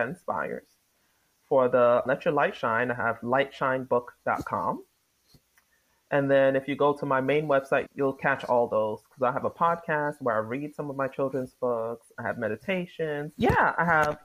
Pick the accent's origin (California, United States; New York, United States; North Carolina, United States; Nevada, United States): New York, United States; New York City; I grew up in New York City